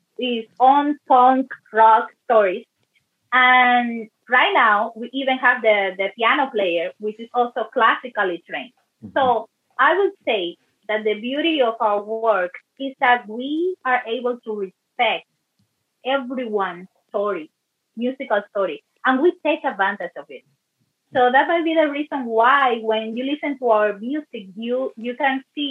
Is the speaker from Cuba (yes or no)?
yes; Cuba; now in Canada; I grew up in Cuba